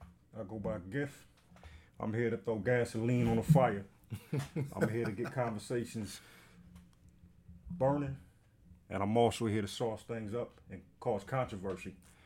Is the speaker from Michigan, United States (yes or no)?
yes; Detroit, Michigan, United States; And then honestly, you know, growing up where I grew up, it wasn't much to do.